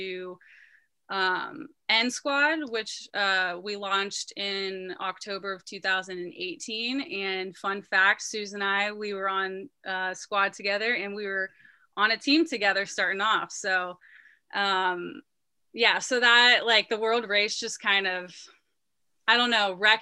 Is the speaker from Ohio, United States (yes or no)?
yes; Youngstown, Ohio, United States; I grew up in Youngstown, Ohio